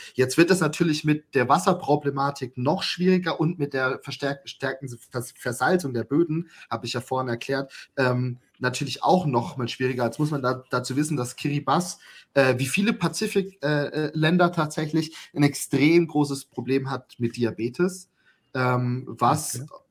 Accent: Germany; bei uns in Deutschland

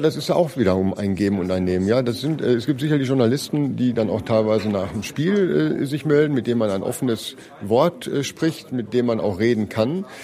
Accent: Ruhr area, North Rhine-Westphalia, Germany; ich komme aus dem Ruhrgebiet

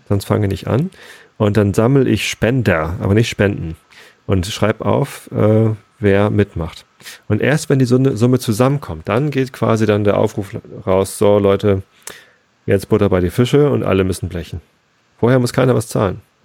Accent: Freiburg, Baden-Württemberg, Germany; ich als Freiburger

